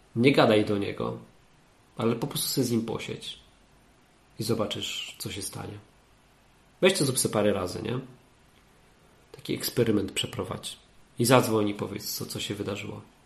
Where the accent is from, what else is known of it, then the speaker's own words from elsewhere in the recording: Katowice, Silesian Voivodeship, Poland; now in Sopot, Poland; Ja jestem z Katowic